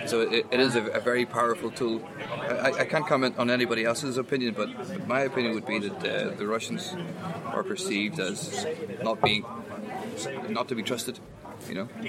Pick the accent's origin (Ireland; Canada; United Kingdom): Ireland; I'm from Ireland